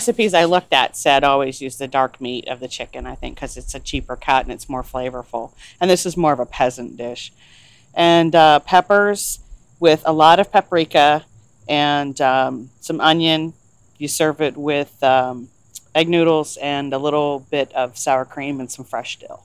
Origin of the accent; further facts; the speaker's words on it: Daisytown, Pennsylvania, United States; I'm from Daisytown, Pennsylvania, which is a little, very tiny coal town outside of Pittsburgh